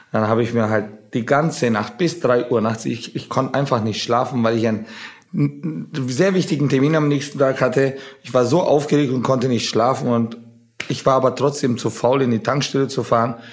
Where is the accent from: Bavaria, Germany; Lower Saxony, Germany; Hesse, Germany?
Bavaria, Germany; Nuremberg; wir sind ja Nürnberger, wir sind aus Nürnberg. Apropos, Nürnberg hatte gestern, unsere Heimatstadt hatte gestern Geburtstag